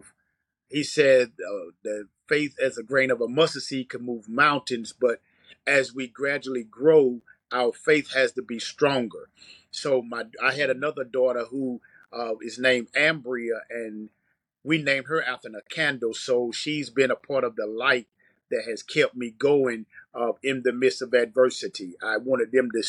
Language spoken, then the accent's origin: English; Greenville, North Carolina, United States; now in Greensboro, United States; I live in Greensboro, North Carolina. I was raised in Greenville, North Carolina